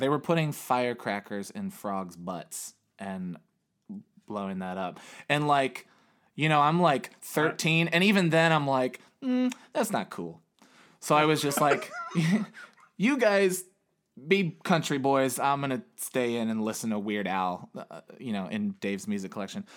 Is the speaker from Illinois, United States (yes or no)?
yes; Chicago, Illinois, United States; I was born in Chicago, Illinois, on November thirteenth, nineteen eighty-six.